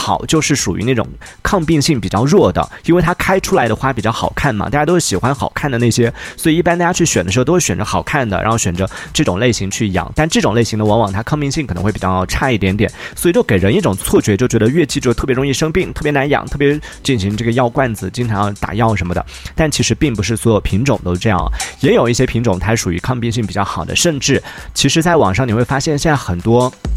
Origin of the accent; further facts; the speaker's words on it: Yunnan, China; 作为云南人